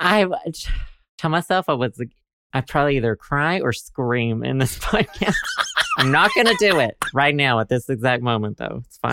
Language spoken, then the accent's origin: English; Arkansas, United States; I'm from Arkansas